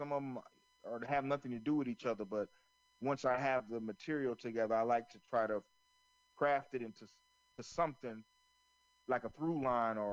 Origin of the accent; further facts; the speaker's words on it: Florence, South Carolina, United States; where I grew up in Florence, South Carolina